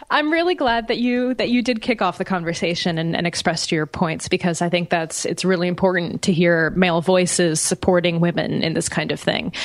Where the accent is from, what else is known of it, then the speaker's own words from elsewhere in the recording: United States; as an American